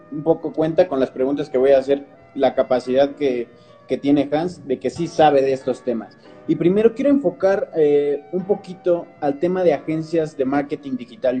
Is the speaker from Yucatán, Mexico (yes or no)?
no; Toluca, State of Mexico, Mexico; aquí en Toluca, nosotros somos de Toluca